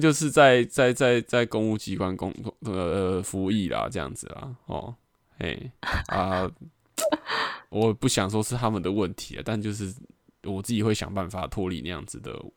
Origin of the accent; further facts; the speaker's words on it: Taiwan; 所以小时候就对台湾就是为什么要生在这个地方